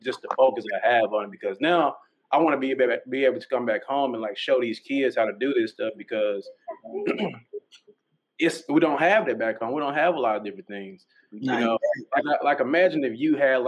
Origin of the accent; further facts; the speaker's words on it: North Little Rock, Arkansas, United States; we from Arkansas. There ain't too much down there. I'm from North Little Rock